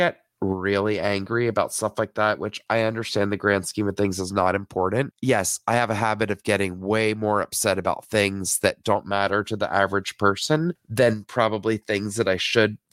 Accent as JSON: {"language": "English", "region": "the South", "country": "United States", "tie": "born or raised there", "said": "I grew up in the South"}